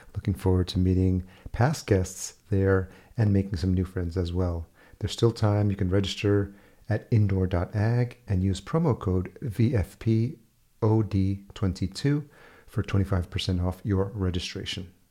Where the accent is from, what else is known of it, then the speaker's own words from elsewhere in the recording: Yonkers, New York, United States; moved away; I grew up in Yonkers